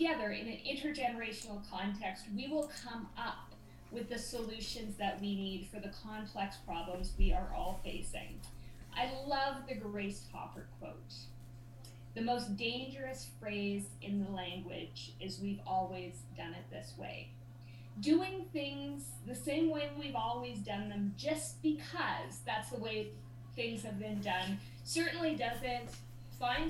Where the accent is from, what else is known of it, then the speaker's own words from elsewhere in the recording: Whitehorse, Yukon, Canada; moved away; when I was a kid growing up in Whitehorse, Yukon